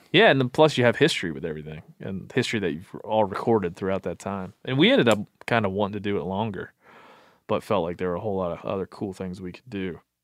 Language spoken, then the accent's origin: English; Maryland, United States; I grew up in Maryland